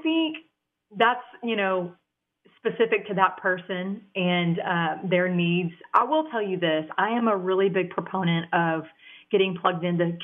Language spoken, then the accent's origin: English; Dallas, Texas, United States; accent: country twang; I actually grew up in Texas, the Dallas area. I've been here all my life. That's that country twang you hear coming out of my vernacular